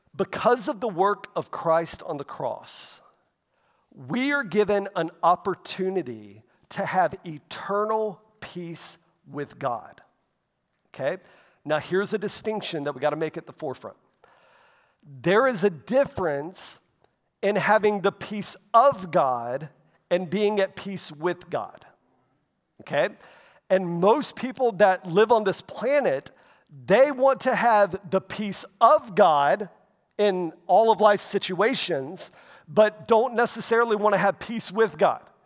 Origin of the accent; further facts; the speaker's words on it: Florida, United States; growing up in Florida